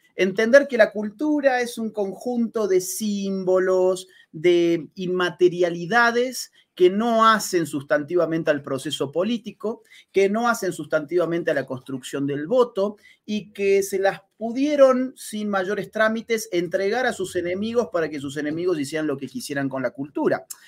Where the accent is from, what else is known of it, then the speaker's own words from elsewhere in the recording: Argentina; el mío, Argentina, nosotros somos vecinos de Chile